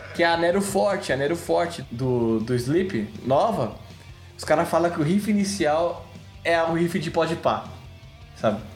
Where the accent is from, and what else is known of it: Brazil